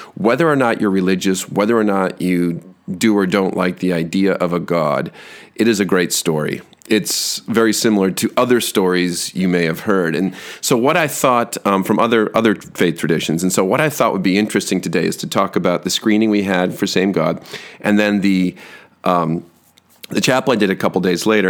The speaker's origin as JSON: {"language": "English", "town": "Grand Haven", "region": "Michigan", "country": "United States", "tie": "born or raised there", "also_born_or_lived": "Holland, Michigan", "said": "When we were in high school, I was from Grand Haven, which is just to the north of Holland, Michigan"}